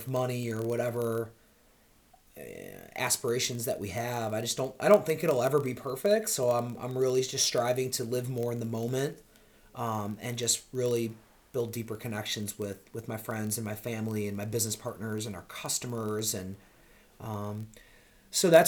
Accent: Rochester, New York, United States; moved away as an adult; now in Charlotte, United States; originally from upstate New York, Rochester, New York

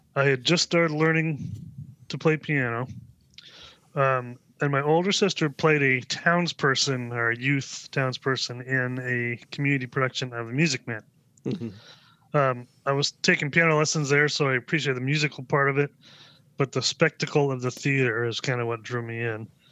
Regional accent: Vashon Island, Washington, United States; I grew up on the west side of the state on a little island named called Vashon Island

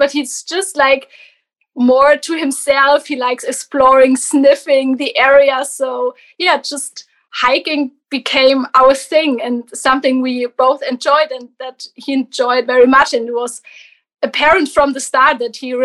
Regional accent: Germany; I'm from Germany

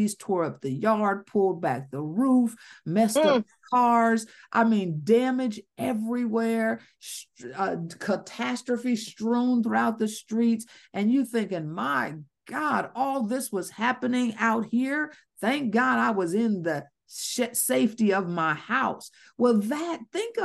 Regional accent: Ohio, United States; moved away as an adult; now in Georgia, United States; I'm from Ohio. We had tornadoes. I'm now in Georgia.

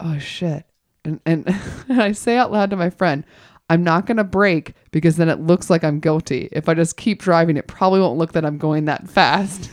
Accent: Georgia, United States; now in Los Angeles, United States; I grew up in Georgia

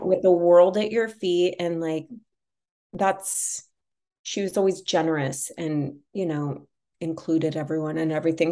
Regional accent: Los Angeles, California, United States; Growing up in Los Angeles and, you know, being exposed to things really young

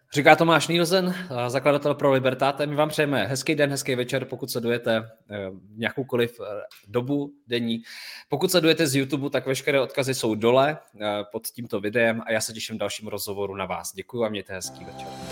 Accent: Czechia; tady u nás v Čechách

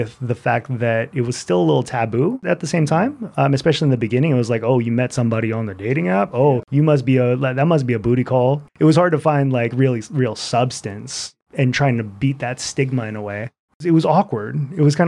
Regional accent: Seattle, Washington, United States; growing up in Seattle, it's always been a quote unquote small town.

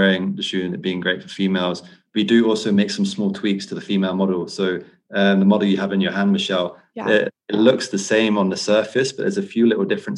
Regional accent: United Kingdom; as a Brit

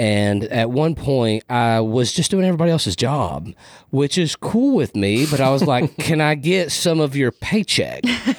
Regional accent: Riyadh, Riyadh Province, Saudi Arabia; born there; So I was actually born in the Middle East. I was born in Riyadh, Saudi Arabia, because my dad and mother were contractors.

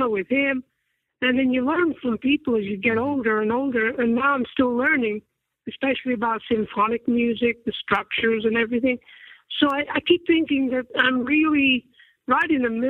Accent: Accrington, North West England, United Kingdom; I come from Accrington, which is a small town north of Manchester

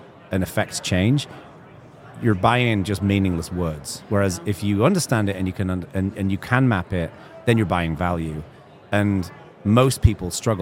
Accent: England, United Kingdom; when I grew up in England

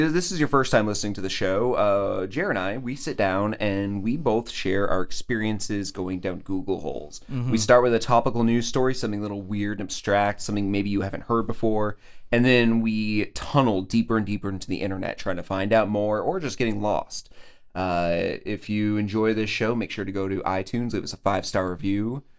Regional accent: Vermont, United States

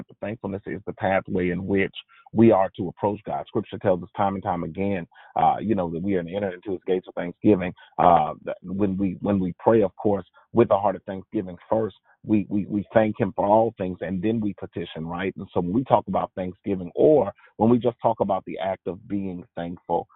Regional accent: the South, United States; if you can't tell by my voice, I'm from the South

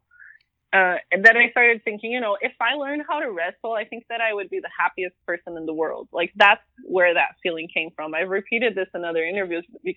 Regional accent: Brazil; now in United States; I grew up in Brazil

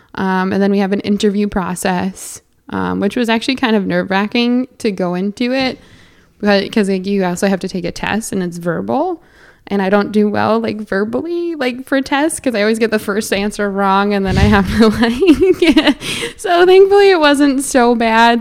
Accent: near Edmonton, Alberta, Canada; accent: Canadian; now in New York State, United States; I grew up closer to, to Edmonton

